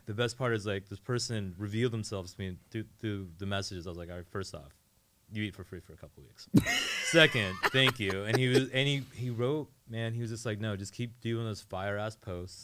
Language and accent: English; Northern Virginia, United States; now in Portland, United States; I grew up in Northern Virginia, like right outside of DC.